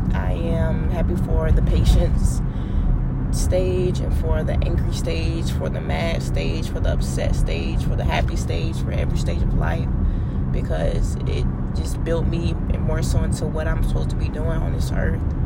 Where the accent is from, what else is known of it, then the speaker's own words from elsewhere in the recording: United States; we're from America